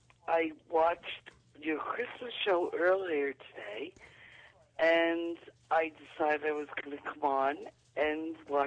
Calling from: New York, United States; I'm calling from New York.

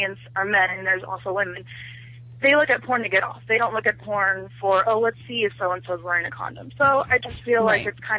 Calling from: Covina, California, United States; I'm calling from Covina.

